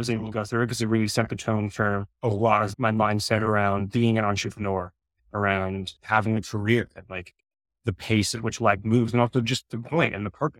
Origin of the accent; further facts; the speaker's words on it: New York, United States; moved away as an adult; also born or lived in Boulder, Colorado; I grew up in New York, and I went to school at CU Boulder, Colorado.